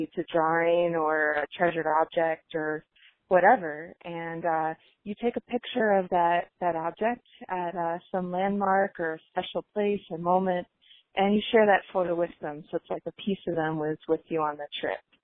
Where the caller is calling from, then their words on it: Waltham, Massachusetts, United States; I'm calling from Waltham, Mass.